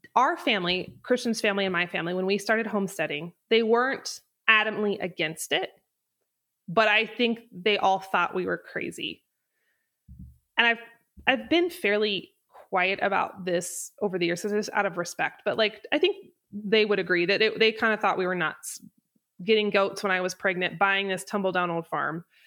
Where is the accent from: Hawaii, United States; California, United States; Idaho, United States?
Idaho, United States; North; moved away as an adult; now in Wyoming, United States; I'm from North Idaho, and I moved to Wyoming when I was eighteen